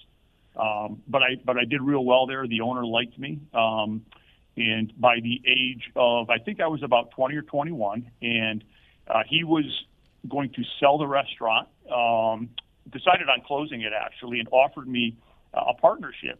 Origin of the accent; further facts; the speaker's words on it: East Hartford, Connecticut, United States; I grew up in East Hartford